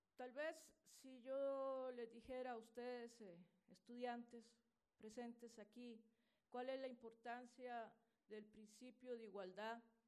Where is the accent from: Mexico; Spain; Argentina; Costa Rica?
Costa Rica; en mi país, Costa Rica